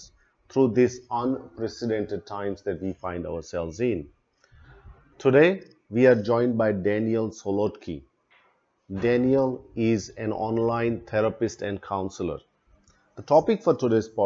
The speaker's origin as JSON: {"language": "English", "country": "India", "moved": "yes", "lives_now": "Australia", "said": "I'm originally from India, migrated to Australia way"}